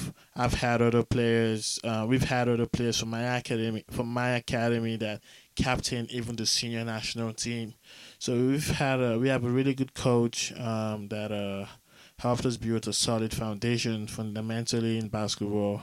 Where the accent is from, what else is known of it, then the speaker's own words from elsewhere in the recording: Lagos, Nigeria; now in United States; I'm from Lagos, Nigeria